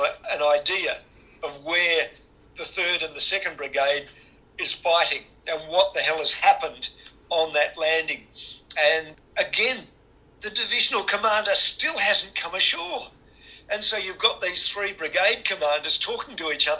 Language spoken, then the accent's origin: English; Western Australia, Australia; my home state, Western Australia